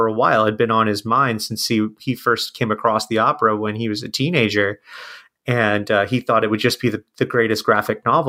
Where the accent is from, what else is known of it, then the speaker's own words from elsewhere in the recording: Ohio, United States; also born or lived in San Francisco; I'm from Ohio, and it's where I live now.